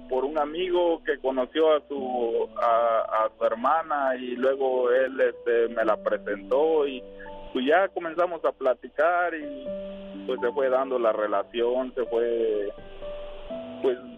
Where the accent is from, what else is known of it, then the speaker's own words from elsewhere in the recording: Tabasco, Mexico; now in United States; De Tabasco.